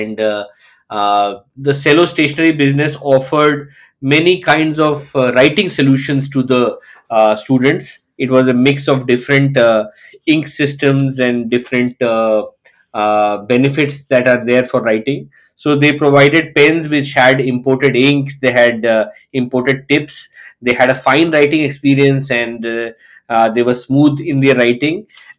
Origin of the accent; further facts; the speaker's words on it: Lucknow, Uttar Pradesh, India; also born or lived in Middle East; I was born in Lucknow. I belong to one of the largest states in India, UP, which has the population equal to that of Brazil, around 200 million. Born in Lucknow, but I was brought up in the Middle East.